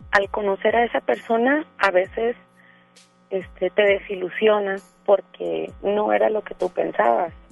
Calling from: Guadalupe, Nuevo León, Mexico; Este, hablo de aquí de Monterrey.

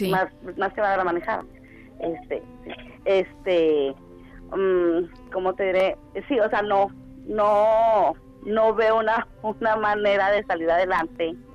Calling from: Garland, Texas, United States; Estoy en Garland

